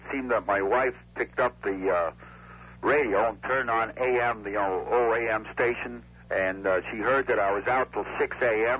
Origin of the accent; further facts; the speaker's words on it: Minneapolis, Minnesota, United States; Well, the Minnesota is my hometown. I mean, Minneapolis, so I root for them this year.